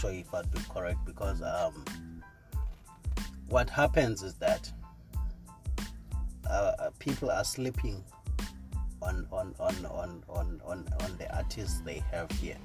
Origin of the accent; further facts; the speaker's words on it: Cofimvaba, Eastern Cape, South Africa; now in East London, South Africa; I'm born and bred in Tsofimvaba in the old Transkei